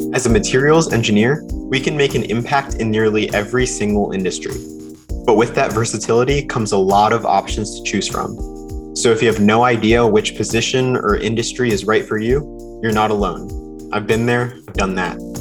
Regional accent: North Carolina, United States; I'm from North Carolina

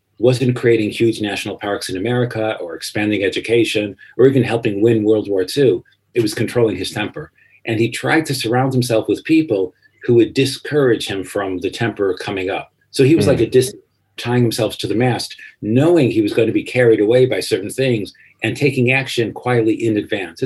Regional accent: American Midwest, United States; moved away as an adult; also born or lived in Paris, France; I grew up in the American Midwest

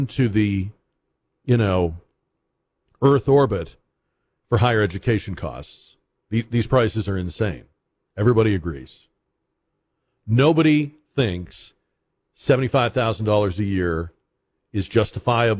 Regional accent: Massachusetts, United States; moved away; when I was a kid growing up in New England, in Massachusetts

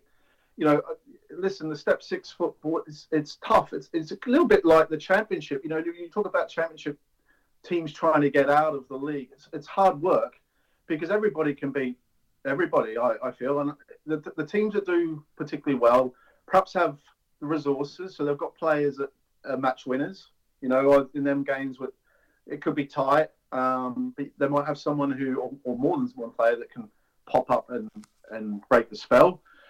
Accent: Melbourne, Victoria, Australia; moved away as an adult; now in England; Yeah, so I grew up in Australia. I came to England in 1997 just to have a holiday, play a bit of football.

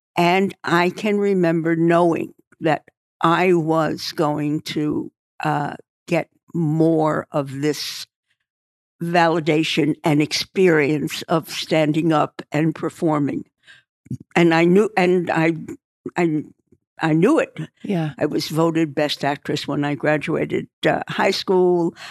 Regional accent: New York City, New York, United States; moved away as an adult; also born or lived in Dallas / Beverly Hills; I was born in Brooklyn

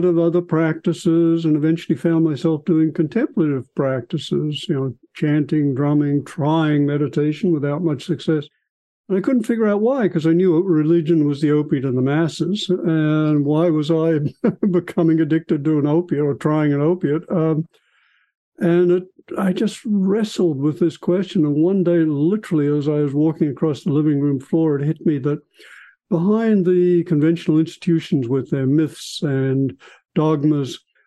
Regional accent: Australia; moved away as an adult; now in California, United States; I was born in Australia, went through my medical school and scientific training there, came to California to Stanford to do my psychiatry training

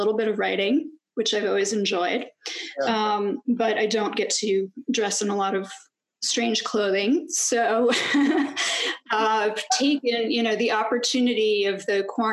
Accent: New York City, New York, United States; also born or lived in Long Island, New York; Yes, I was born in Brooklyn. I live and practice in the Park Slope neighborhood in Brooklyn. And that's where I lived until I was 10

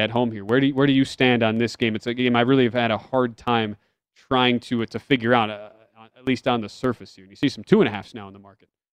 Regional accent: Green Bay, Wisconsin, United States; my hometown team, Green Bay Packers

